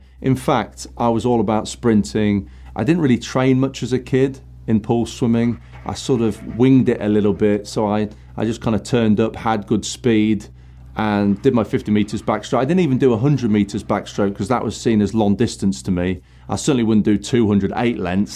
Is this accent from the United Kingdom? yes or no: yes; Nottingham, East Midlands, United Kingdom; I grew up in Nottingham